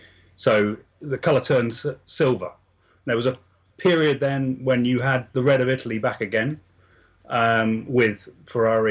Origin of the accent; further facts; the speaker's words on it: England, United Kingdom; I come from England